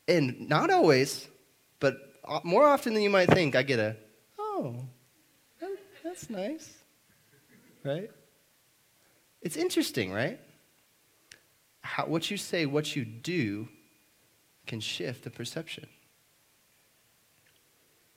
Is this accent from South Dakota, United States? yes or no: yes; South Dakota, United States; now in Oklahoma City, United States; I'm from South Dakota